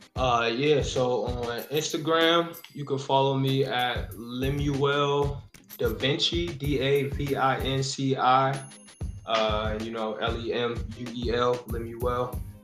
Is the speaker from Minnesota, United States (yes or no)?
no; near the Pennsylvania border, eastern Ohio, United States; now in Columbus, United States; Pittsburgh is probably like an hour and 20 from my hometown. Okay because it's like right there on the border of PA